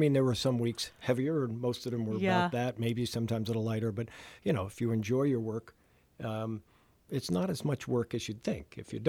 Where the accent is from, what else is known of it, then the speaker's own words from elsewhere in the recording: New Jersey, United States; moved away as an adult; I'm a refugee from New Jersey, and born and raised there for the first 18 years of my life. And, you know, it was home right outside New York City, post-World War II town.